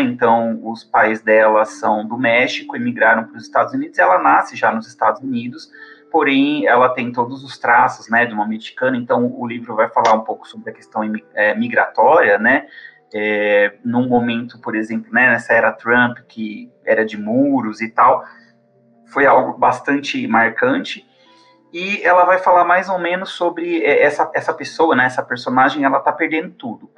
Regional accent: São Paulo, Brazil; moved away as an adult; now in Campo Grande, Brazil; eu sou originalmente de São Paulo, mas eu vim aqui para Campo Grande, no Mato Grosso do Sul

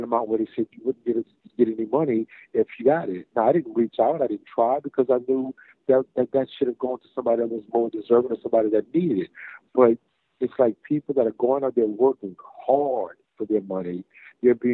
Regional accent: United States; I was born in America and I'm an American

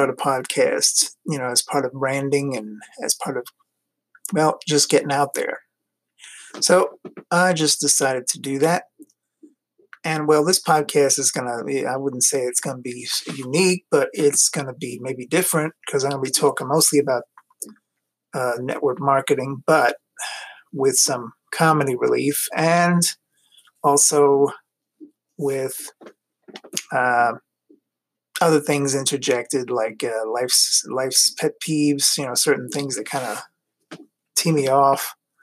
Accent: New York City, New York, United States; moved away as an adult; also born or lived in Long Island, New York / Florida; now in Ohio, United States; I grew up in New York City, Queens, to be exact. I'm a Queens boy

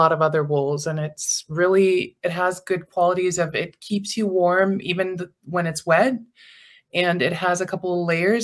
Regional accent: Iceland; accent: slight Americanized accent; we have it really, really good here in Iceland

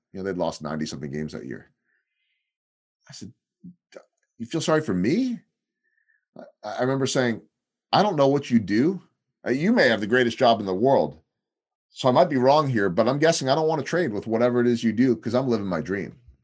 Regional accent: Chicago, Illinois, United States; moved away as an adult; also born or lived in Wisconsin / St. Louis; now in Kansas City, United States; as a kid growing up on the North Shore

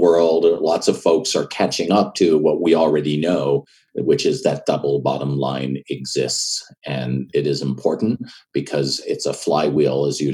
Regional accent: Montreal, Quebec, Canada; moved away as an adult; now in United States; I'm born and raised in Montreal, Canada, and I left when I was about 25

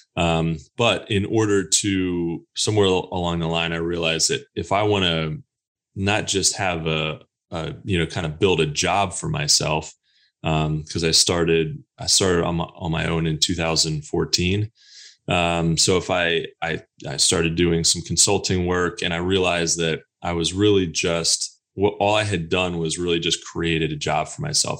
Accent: Pennsylvania, United States; also born or lived in Texas; now in North Carolina, United States; I'm originally from Pennsylvania and, uh, lived in Texas a little bit. And now I'm here in North Carolina

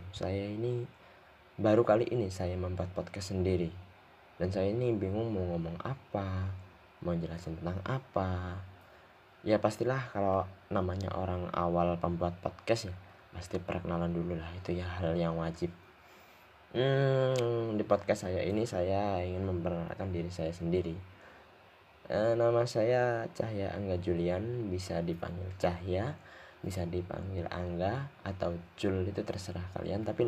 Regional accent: Muncar, East Java, Indonesia; saya ini asal dari Banyuwangi Banyuwangi Muncar tempat tinggal saya

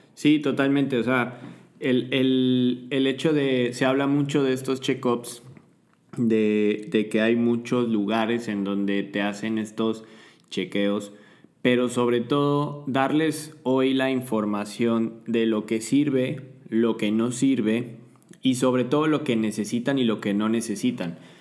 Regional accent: Mexico; todos nosotros como mexicanos eh, que tenemos ciertas características eh, poblacionales

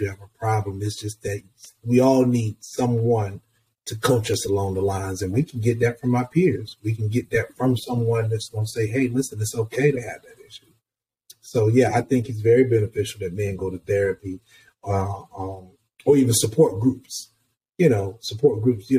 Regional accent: Columbus, Georgia, United States; moved away as an adult; also born or lived in Atlanta, Georgia; now in New York City, United States; I'm originally from Columbus, Georgia, about an hour outside of Atlanta

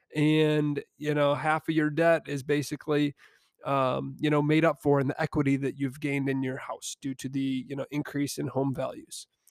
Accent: Niles, Michigan, United States; I found myself back down in my hometown of Niles, Michigan

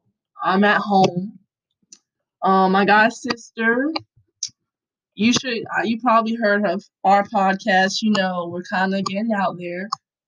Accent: New York, United States; born there; also born or lived in Connecticut / Pennsylvania / Hawaii; born in New York. And then I moved to Connecticut. Then I moved to Pennsylvania. Then I moved to Hawaii. And then I cam

